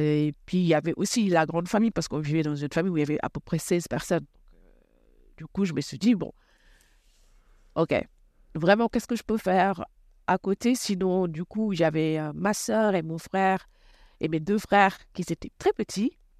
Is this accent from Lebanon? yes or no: no; Rufisque, Dakar, Senegal; moved away as an adult; now in Clamart, France; Je suis née à Rufisque, c'est une, euh, ville euh, très traditionnelle, à 27 km de Dakar